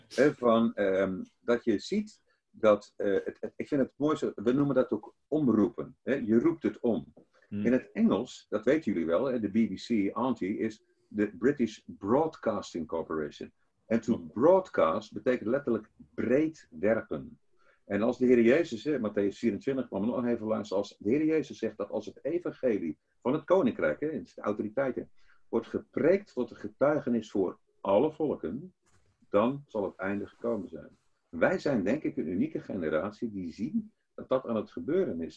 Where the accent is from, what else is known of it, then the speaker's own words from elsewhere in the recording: Zeeland, Netherlands; also born or lived in Antwerp, Belgium; ik kom ook uit Zeeland, dus de Bijlen, halve Vlaming